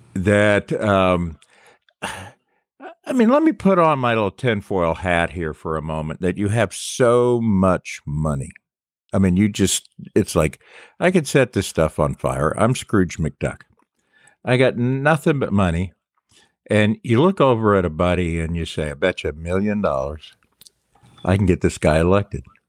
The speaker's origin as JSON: {"language": "English", "town": "Charleston", "region": "South Carolina", "country": "United States", "tie": "born or raised there", "said": "growing up in Charleston"}